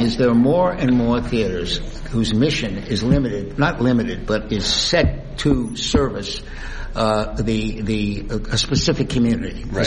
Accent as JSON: {"language": "English", "town": "Miami", "region": "Florida", "country": "United States", "tie": "born or raised there", "also_born_or_lived": "New York", "moved": "yes", "said": "I grew up in Miami"}